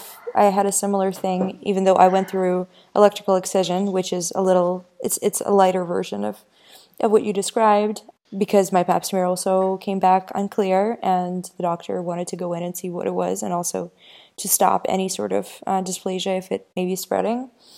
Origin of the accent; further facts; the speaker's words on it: Ukraine; I was born in Ukraine